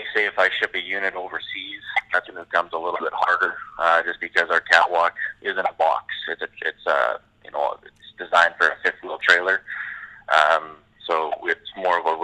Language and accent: English; Canada; we are Canadian